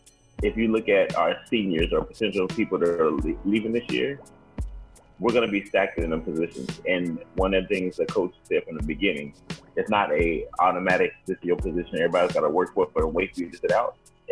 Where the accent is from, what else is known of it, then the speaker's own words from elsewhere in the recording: Ohio, United States; I'm from Ohio.